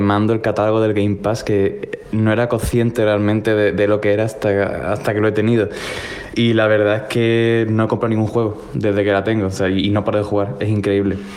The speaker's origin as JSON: {"language": "Spanish", "town": "Málaga", "region": "Andalusia", "country": "Spain", "moved": "as an adult", "lives_now": "Lyon, France", "said": "de Málaga otra vez, que he estado mucho tiempo perdido. Eh, y bueno, ya no soy … de Málaga, ahora soy … de Lyon, que no León, de Lyon, de Francia. Me he ido aquí a trabajar"}